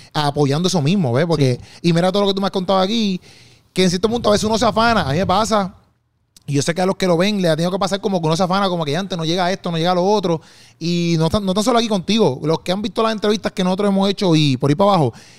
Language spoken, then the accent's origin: Spanish; Bayamón, Puerto Rico; yo soy de, de Juan Sánchez, que eso ahí en Bayamón, ahí. Es un barrio